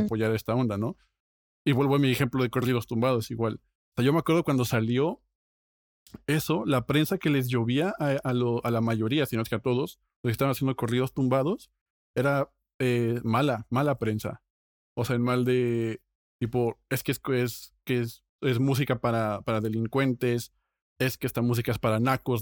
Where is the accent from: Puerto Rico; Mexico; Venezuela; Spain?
Mexico; yo como mexicano